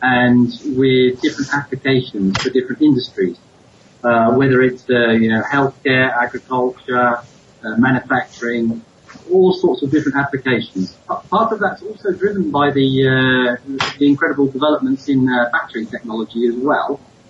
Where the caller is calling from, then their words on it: Nairobi, Kenya; I'm based actually in Nairobi, so I'm calling you from Nairobi.